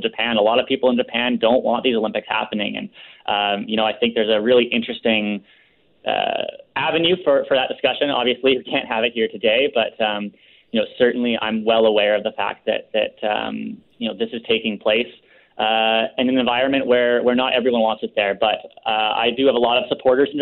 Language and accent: English; Lower Mainland, British Columbia, Canada; growing up in the Lower Mainland